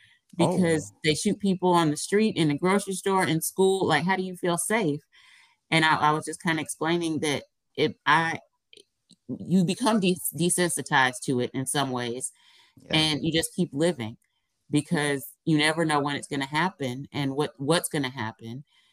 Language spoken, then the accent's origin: English; United States; she heard my accent. She was like, are you from the United States? I said, yeah.